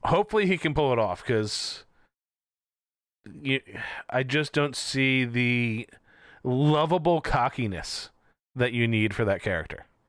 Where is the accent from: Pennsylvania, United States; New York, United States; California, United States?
Pennsylvania, United States; Philadelphia; we're from Philly